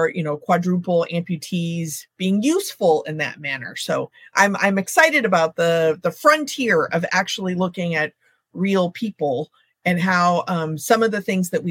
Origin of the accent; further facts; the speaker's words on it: Texas, United States; now in Northern California, United States; I grew up in Texas originally